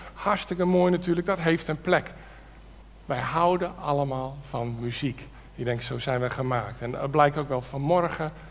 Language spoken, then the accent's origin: Dutch; Netherlands; wij Nederlanders